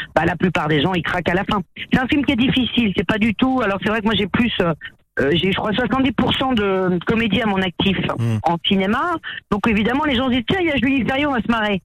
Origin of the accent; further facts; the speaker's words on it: Vercors, Auvergne-Rhône-Alpes, France; now in Hossegor, France; de ma région d'origine, des montagnes du Vercors, même si mon cœur est là-bas